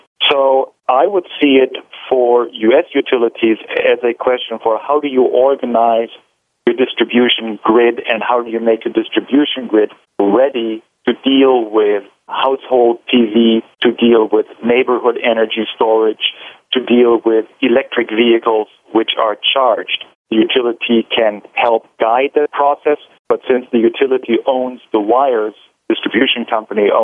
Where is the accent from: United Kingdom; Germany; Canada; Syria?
Germany; now in Seattle, United States; I'm the CIO here at Seattle City Light, but I'm originally from Germany